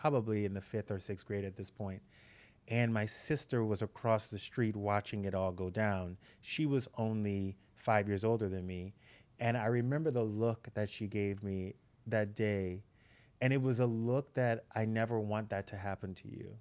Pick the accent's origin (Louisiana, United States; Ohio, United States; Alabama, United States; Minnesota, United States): Louisiana, United States; Breaux Bridge; moved away as an adult; now in Los Angeles, United States; I grew up in a really small town in Louisiana